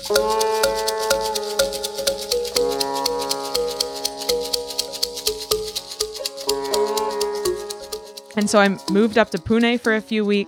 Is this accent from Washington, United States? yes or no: yes; Edgewood, Washington, United States; also born or lived in Chennai, India / Arunachal Pradesh, India; growing up in Washington, right in the base of this beautiful volcano, Mount Rainier